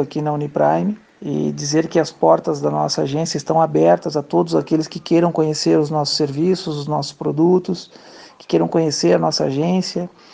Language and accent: Portuguese; Porto Alegre, Rio Grande do Sul, Brazil; now in Caxias do Sul, Brazil; sou natural de Porto Alegre, há 11 anos morando em Caxias do Sul